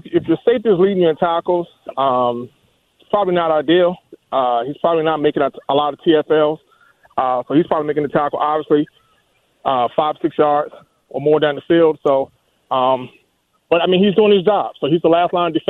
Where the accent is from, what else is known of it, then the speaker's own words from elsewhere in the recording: Surry County, Virginia, United States; I'm from Surrey County